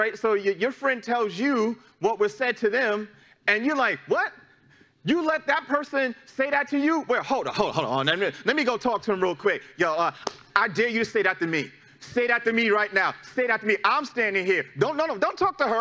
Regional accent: New York City, New York, United States; moved away; my hometown, back in New York City, is a very litigious city

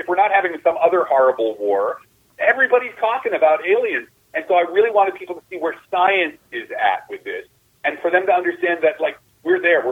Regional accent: New Jersey, United States; I'm from Jersey. I'm from the New Jersey, right across from New York.

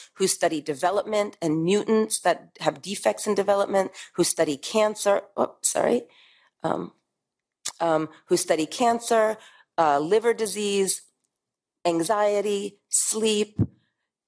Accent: New York, United States; moved away as an adult; now in Middle East; as a New Yorker

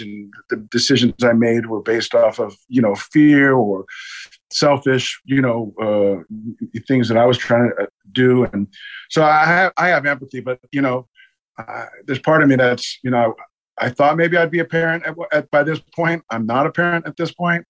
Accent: New York City, New York, United States; also born or lived in Brooklyn, New York; now in Tulsa, United States; I was born in Brooklyn, New York. Uh, at two months old, we were evicted from our apartment. My father went to prison, and we moved in with my grandparents who lived in Staten Island over the bridge from Brooklyn

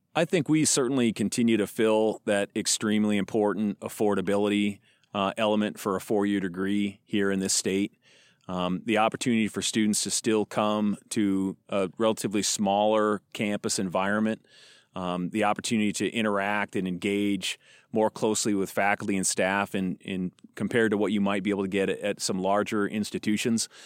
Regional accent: Fort Pierre, South Dakota, United States; now in Chadron, United States; I grew up in a small town in South Dakota. Um, uh, most of the time I refer to, I'd say that I'm from Pier, but actually I've, just across the river is a smaller town called Fort Pier.

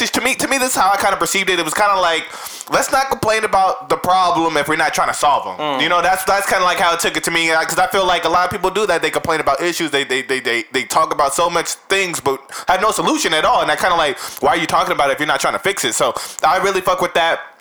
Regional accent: West Coast, United States; we're from the West Coast

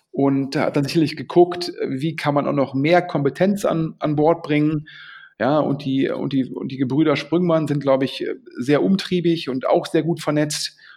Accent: Düsseldorf, North Rhine-Westphalia, Germany; Und das ist natürlich für Düsseldorf ein Mega-Exit und freut mich als Düsseldorfer natürlich sehr.

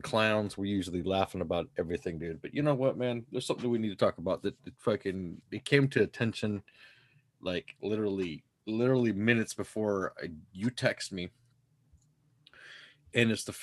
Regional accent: United States; I'm an American

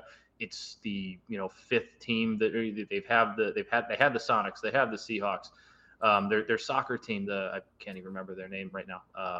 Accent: Chicago, Illinois, United States; I'm being from Chicago, being a Blackhawks fan

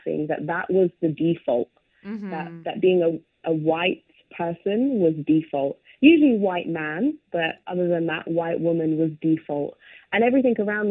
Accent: London, United Kingdom; growing up in London and growing up in the UK

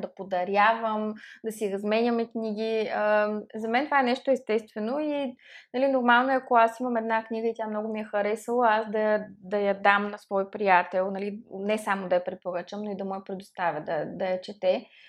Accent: Plovdiv, Plovdiv Province, Bulgaria; Аз като пловдивчанка

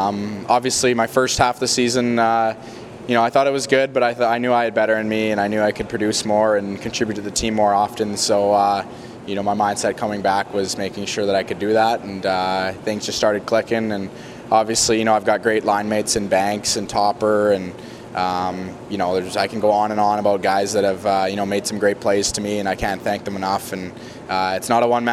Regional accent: Kamloops, British Columbia, Canada; being in my hometown

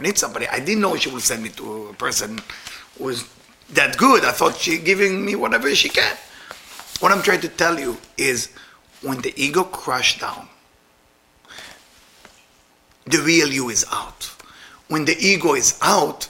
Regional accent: Israel; moved away; I'm Israeli.

